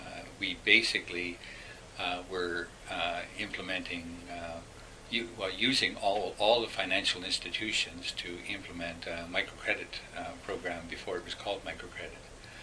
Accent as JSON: {"language": "English", "town": "Winnipeg", "region": "Manitoba", "country": "Canada", "said": "And I come from Winnipeg sometimes."}